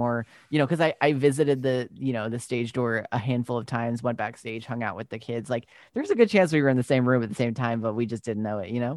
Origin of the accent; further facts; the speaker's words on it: Long Island, New York, United States; also born or lived in Brooklyn / Utah; I grew up on Long Island and then I moved to the city, uh, when I was, like, eighteen